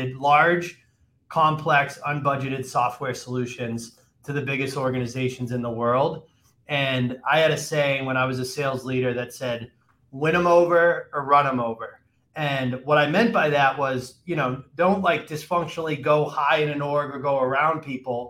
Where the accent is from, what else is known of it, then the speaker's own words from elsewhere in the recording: Massachusetts, United States; moved away; I grew up, I'm from Massachusetts originally